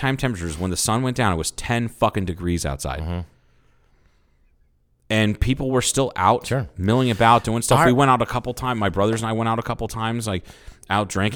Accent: Troy, Ohio, United States; moved away as an adult; I grew up in Troy, Ohio

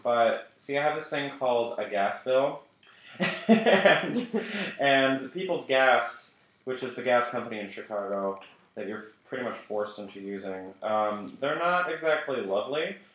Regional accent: United Kingdom; I'm British

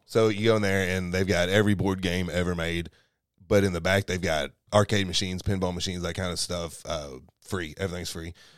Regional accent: Kentucky, United States; moved away; We go back to Kentucky maybe once every three months or so

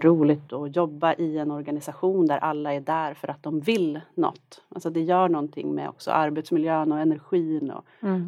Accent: Norrland, Sweden; moved away as an adult; now in Stockholm, Sweden; jag är från Norrland. Det är en stark identitet

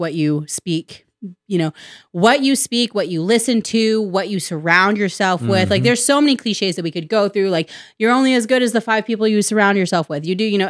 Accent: the South, United States; I'm not religious per se. I like to say that I'm spiritual. That's more so because I grew up in the Bible Belt.

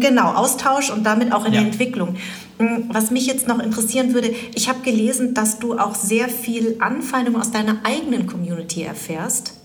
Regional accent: Germany; als ich klein war, habe ich gesagt, ich bin Deutsch. Dann habe ich irgendwann gesagt, ich bin Vietnamesin. Dann habe ich irgendwann gesagt, ich bin Deutsch-Vietnamesin

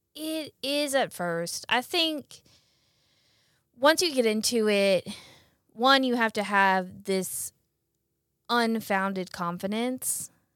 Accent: Brandon, Mississippi, United States; also born or lived in Jackson; I'm from Jackson. Live in Jackson, grew up in Brandon

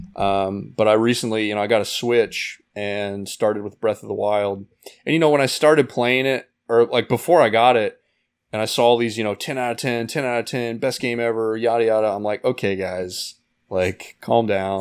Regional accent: Indiana, United States; moved away as an adult; also born or lived in Arizona; now in California, United States; I grew up in Indiana

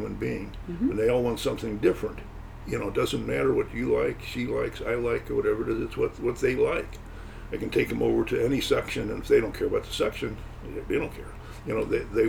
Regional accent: St. Louis, Missouri, United States; moved away as an adult; now in Grosse Pointe Park, United States; we moved from St. Louis, where we were born and raised, to Detroit area, the Grosse Pointe Park

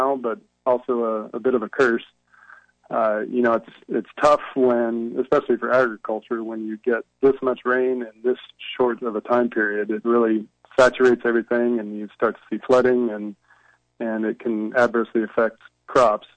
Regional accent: Riverside, California, United States; also born or lived in Stockton; I grew up in Riverside, California, down by you, and my family farmed citrus and avocados

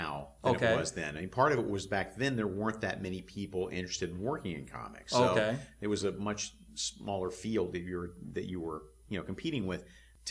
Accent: Alabama, United States; I'm from Alabama. Okay. Grew up in the Deep South

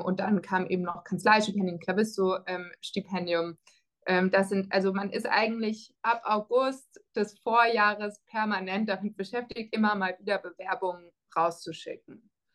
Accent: Freiburg, Baden-Württemberg, Germany; moved away as an adult; also born or lived in Netherlands / France; now in Cambridge, United States; ich komme aus Freiburg ursprünglich, das ähm, vielleicht dazu. Das heißt, ich kannte die Stadt schon und ich mag meine Heimatstadt auch sehr gern

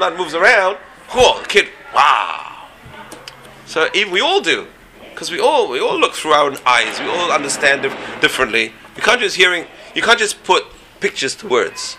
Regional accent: England, United Kingdom; moved away; I grew up in England

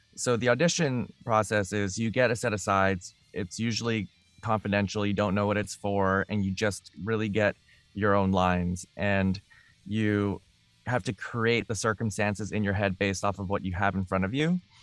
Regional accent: Vancouver, British Columbia, Canada; I grew up in Vancouver

